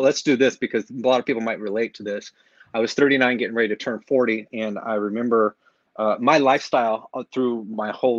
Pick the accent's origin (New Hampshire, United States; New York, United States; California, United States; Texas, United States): California, United States; moved away as an adult; now in Lake Havasu City, United States; born and raised in California area